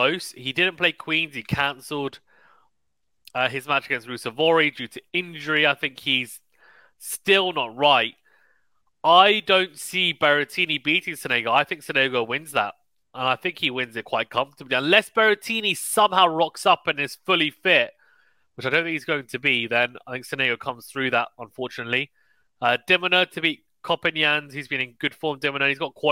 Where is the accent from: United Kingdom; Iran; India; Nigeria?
United Kingdom; as a Brit